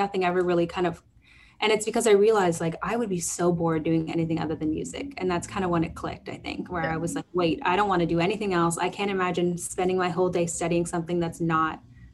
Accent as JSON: {"language": "English", "town": "Toronto", "region": "Ontario", "country": "Canada", "tie": "born or raised there", "also_born_or_lived": "Boston / New York", "said": "I am a Canadian R&B singer-songwriter, born and raised in Toronto."}